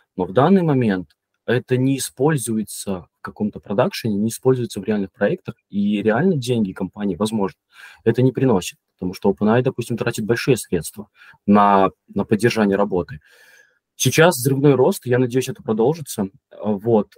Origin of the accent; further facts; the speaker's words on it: Mogilev Region, Belarus; moved away as an adult; also born or lived in Minsk, Belarus; now in Poland; Я родом из Беларуси, вообще из маленького городка Могилевской области. Долго жил в Минске, сейчас я, я живу в Польше